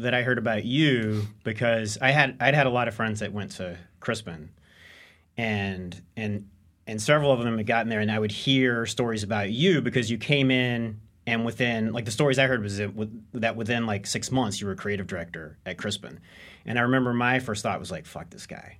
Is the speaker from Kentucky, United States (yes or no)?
yes; Owensboro, Kentucky, United States; I'm from Owensboro, Kentucky, uh, which is the third largest city in Kentucky